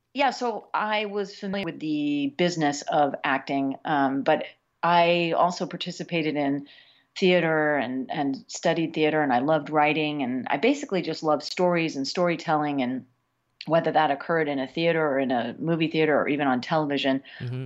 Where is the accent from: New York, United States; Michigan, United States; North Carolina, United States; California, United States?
New York, United States; now in Los Angeles, United States; I was born in Los Angeles, but I went to school back east, and I feel like I became uh, a full human being on the East Coast. So as far as I'm concerned, I am from New York